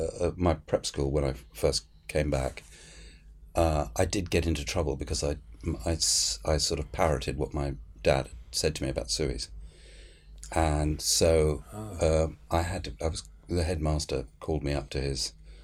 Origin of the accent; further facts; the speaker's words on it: England, United Kingdom; also born or lived in Egypt; I was beaten up in Egypt for being British. It was quite a good political education, one side and the other. You know, when I got back to England and realised that you had to be careful what you said at that particular time.